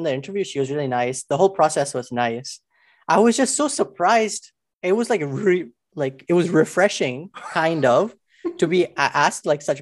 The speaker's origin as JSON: {"language": "English", "region": "Alberta", "country": "Canada", "said": "I'm from Alberta"}